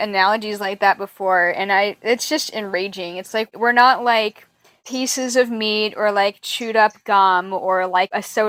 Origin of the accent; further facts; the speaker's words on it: Pacific Northwest, United States; I'm from Pacific Northwest.